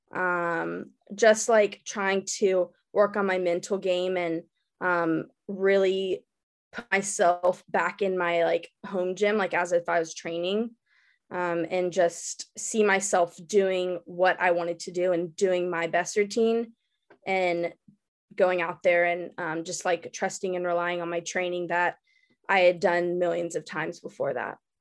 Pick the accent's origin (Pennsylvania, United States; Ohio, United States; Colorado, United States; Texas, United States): Texas, United States; Dallas; I was born and raised in Dallas